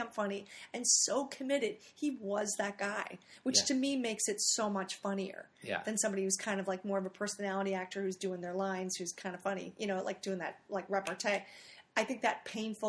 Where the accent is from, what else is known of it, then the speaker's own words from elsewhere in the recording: Philadelphia, Pennsylvania, United States; I'm from Philadelphia